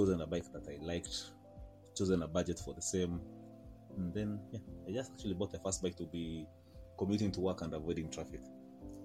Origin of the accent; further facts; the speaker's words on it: Kenya; I am a Kenyan lawyer, advocate of the High Court of Kenya, and a Kenyan biker